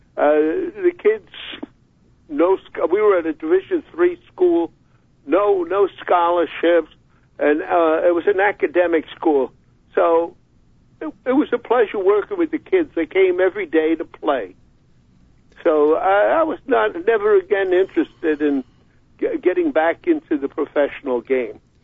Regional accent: New York, United States; moved away as an adult; also born or lived in Rochester; growing up in New York, I played so many high school games at Madison Square Garden

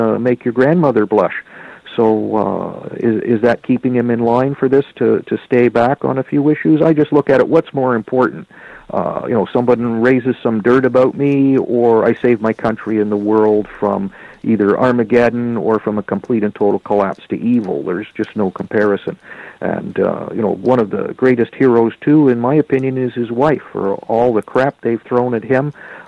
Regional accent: Canada; I'm a Canadian

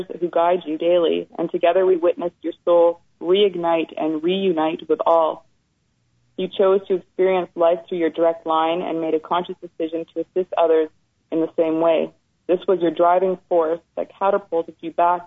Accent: Ontario, Canada; also born or lived in British Columbia; when I was a young child, we moved from British Columbia to Ontario

